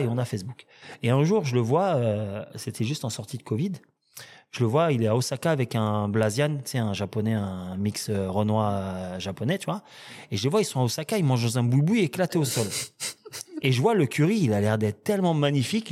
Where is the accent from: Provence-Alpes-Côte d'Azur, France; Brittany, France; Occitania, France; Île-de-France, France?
Île-de-France, France; Villiers-le-Bel; j'ai grandi à Villelbel